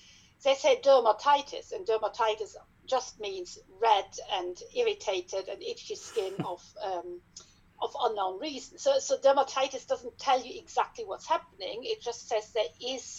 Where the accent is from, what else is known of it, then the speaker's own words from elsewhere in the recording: Germany; accent: German; English is a second language; moved away as an adult; also born or lived in Hanover, Germany; now in Leeds, United Kingdom; I trained in dermatology back in Germany. Yes, you can hear from my accent probably